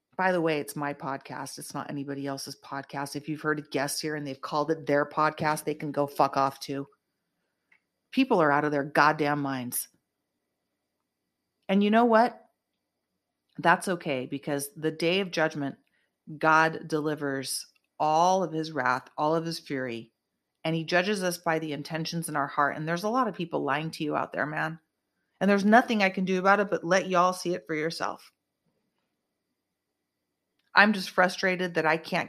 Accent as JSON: {"language": "English", "country": "United States", "said": "I'm an American"}